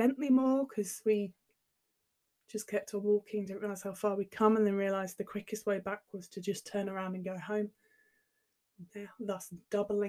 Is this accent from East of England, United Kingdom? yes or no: yes; near Cambridge, East of England, United Kingdom; I grew up near Cambridge, so you cycle everywhere.